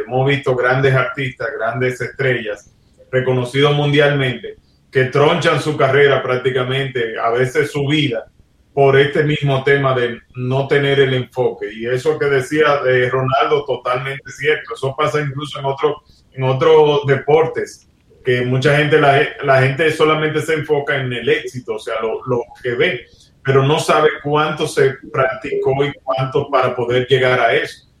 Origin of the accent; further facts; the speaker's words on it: Dominican Republic; yo soy de República Dominicana donde lo que se juega es béisbol